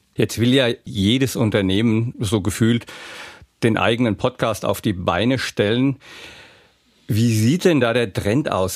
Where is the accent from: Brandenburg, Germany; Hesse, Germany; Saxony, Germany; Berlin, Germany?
Hesse, Germany; accent: Hessisch; Ich fange mal an mit Hessisch zu babbeln